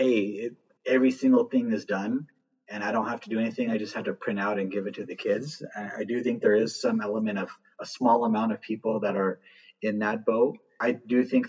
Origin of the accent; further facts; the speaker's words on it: Southern California, United States; moved away as an adult; also born or lived in Texas; I'm from Southern California, born and raised